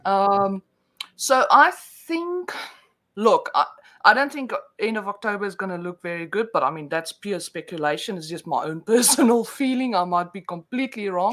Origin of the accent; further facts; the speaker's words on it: South Africa; accent: Afrikaans with a mix of Australian; first language Afrikaans; English is a second language; now in Australia; I'm born in South Africa, so um, oh, I, I oh, okay. actually my first language is Afrikaans